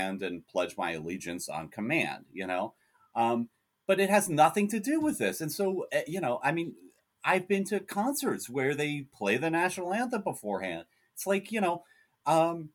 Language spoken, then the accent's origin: English; United States; I'm an American, so I live in an openly fascist country at this point